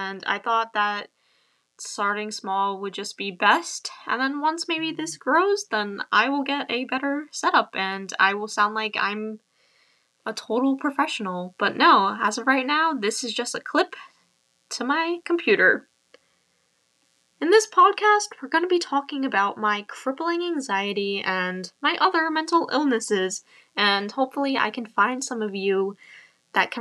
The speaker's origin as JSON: {"language": "English", "area": "Long Island", "region": "New York", "country": "United States", "said": "I'm from Long Island, New York"}